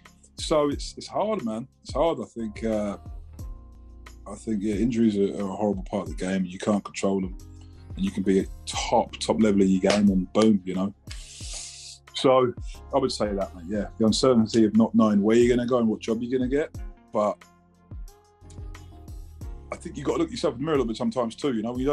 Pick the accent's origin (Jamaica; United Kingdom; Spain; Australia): United Kingdom; South East England; It hurts me because I'm from Kent and we thrive to think we had the best fish and chips in the world.